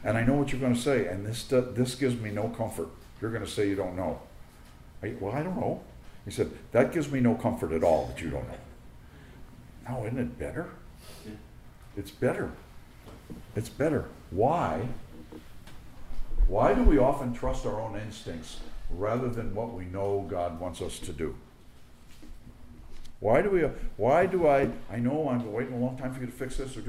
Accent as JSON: {"language": "English", "town": "New York City", "region": "New York", "country": "United States", "tie": "born or raised there", "also_born_or_lived": "South Florida / North Carolina", "moved": "yes", "said": "I grew up in New York City."}